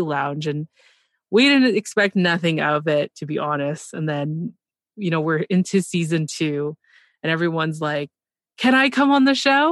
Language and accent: English; Canada; I'm Canadian